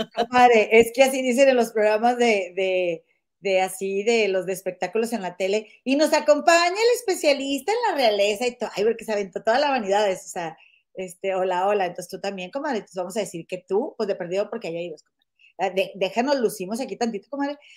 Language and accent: Spanish; Monterrey, Nuevo León, Mexico; moved away; somos de Monterrey dijimos, pues de ahí somos